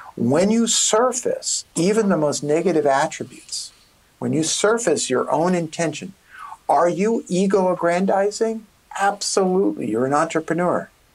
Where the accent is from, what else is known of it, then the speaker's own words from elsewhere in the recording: New York City, New York, United States; I'm a kid from Brooklyn